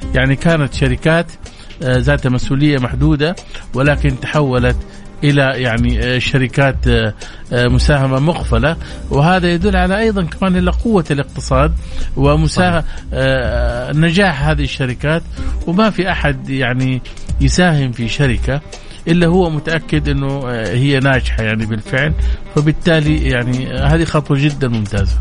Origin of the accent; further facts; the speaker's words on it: Saudi Arabia; احنا عندنا سعوديين